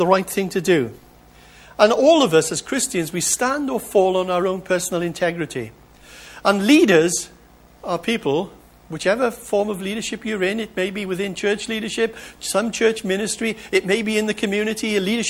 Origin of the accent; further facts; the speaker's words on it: United Kingdom; as British people